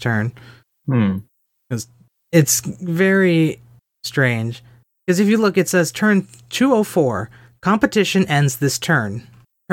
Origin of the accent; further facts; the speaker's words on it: United States; I am American